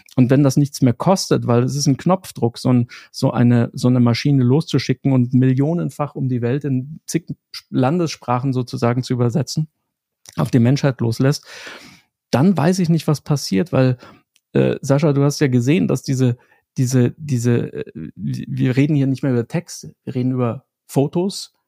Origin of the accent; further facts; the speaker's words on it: Germany; moved away; bei uns in Deutschland